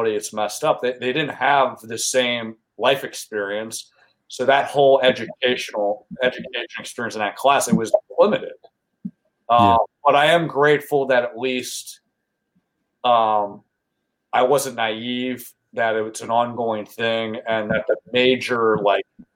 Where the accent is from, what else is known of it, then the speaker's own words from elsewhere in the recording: York, Pennsylvania, United States; I grew up in York, Pennsylvania